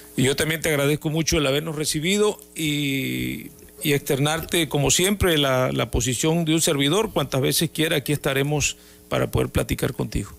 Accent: Tabasco, Mexico; los tabasqueños eh, tenemos a veces este, a veces somos un poquito tercos

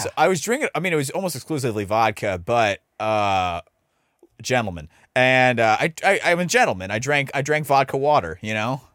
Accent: Dallas, Texas, United States; also born or lived in Iowa / Uvalde; I'm born and raised in Dallas

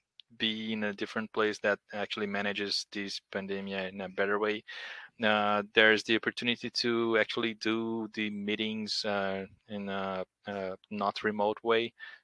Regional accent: Porto Alegre, Rio Grande do Sul, Brazil; born there; English is a second language; also born or lived in Brasilia / Rio de Janeiro; now in Curitiba, Brazil; I was born in Porto Alegre. I live in Curitiba now. I've lived in Brasilia, Rio de Janeiro, but currently in Curitiba.

